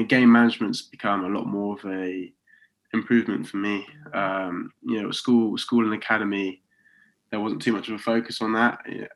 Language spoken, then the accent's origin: English; Oxford, South East England, United Kingdom; moved away as an adult; now in Coventry, United Kingdom; So I'm from Oxford, but I'm living in Coventry